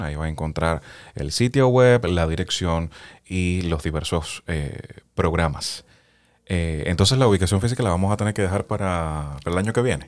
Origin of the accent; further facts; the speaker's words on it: Cuba; now in United States; soy de Cuba